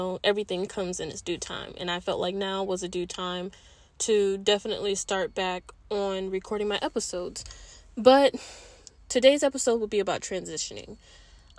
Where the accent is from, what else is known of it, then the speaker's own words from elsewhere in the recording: East Coast, United States; moved away as an adult; I'm originally from the East Coast. And all I know is the East Coast